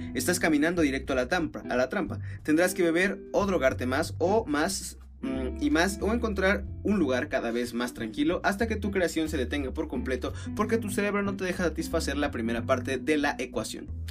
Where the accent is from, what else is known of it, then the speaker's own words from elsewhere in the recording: Mexico; tal vez más como mexicano yo creo, no como tanto como norteamericano